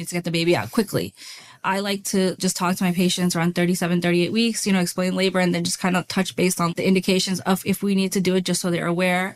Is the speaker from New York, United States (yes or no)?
yes; New York City, New York, United States; moved away as an adult; also born or lived in North Carolina; I was born and raised in Brooklyn, New York